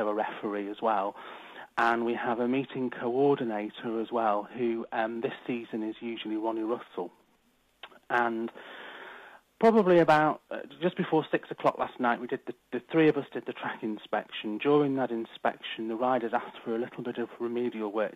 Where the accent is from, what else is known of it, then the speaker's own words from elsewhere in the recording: Manchester, North West England, United Kingdom; Being a Mancunian myself